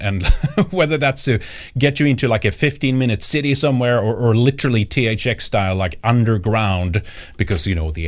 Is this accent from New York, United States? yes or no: no; Ohio, United States; Anyway, I grew up on in Ohio as a kid, and he was a politician.